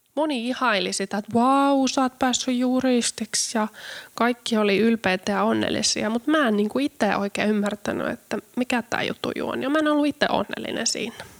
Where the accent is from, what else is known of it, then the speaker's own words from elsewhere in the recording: Karstula, Central Finland, Finland; mä oon syntynyt pienessä kylässä Karstulassa Keski-Suomessa